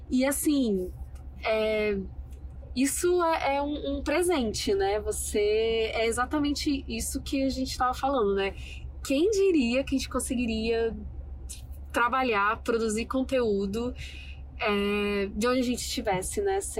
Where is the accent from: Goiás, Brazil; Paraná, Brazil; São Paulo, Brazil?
Goiás, Brazil; Goiânia; now in Cabo Frio, Brazil; Quando eu sou de Goiânia e quando eu decidi vir para Cabo Frio e fazer faculdade aqui, ninguém entendeu nada.